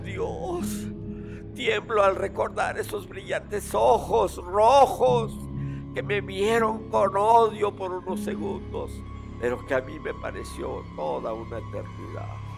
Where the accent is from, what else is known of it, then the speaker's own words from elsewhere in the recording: Mexico; somos los mexicanos